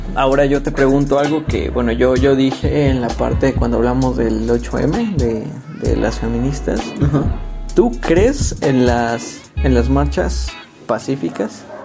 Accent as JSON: {"language": "Spanish", "country": "Mexico", "said": "yo como mexicano"}